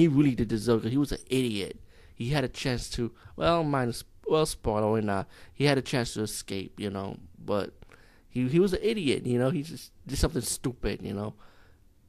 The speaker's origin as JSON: {"language": "English", "country": "India", "said": "as being Indian"}